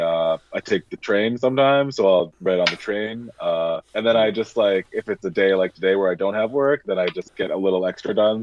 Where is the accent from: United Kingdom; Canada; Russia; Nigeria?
Canada; Vancouver, British Columbia; now in Toronto, Canada; I'm Canadian, so I was from Vancouver, and right now I'm just in Toronto